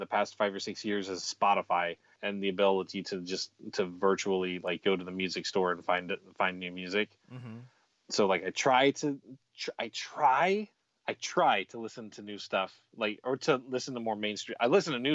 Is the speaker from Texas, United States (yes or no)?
yes; Texas, United States; I was born in Texas